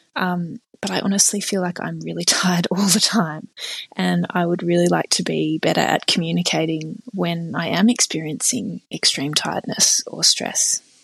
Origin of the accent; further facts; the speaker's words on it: Australia; I'm from Australia.